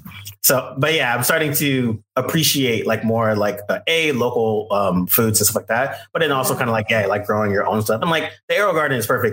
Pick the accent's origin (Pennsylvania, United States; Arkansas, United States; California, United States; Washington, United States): California, United States; Bay Area; where are you from? I was like, Bay Area.